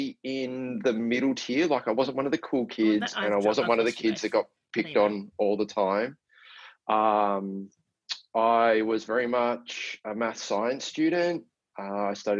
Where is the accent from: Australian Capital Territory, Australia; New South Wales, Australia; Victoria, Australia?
Victoria, Australia; Melbourne; I was born in Melbourne. And I grew up with two brothers who are both younger than me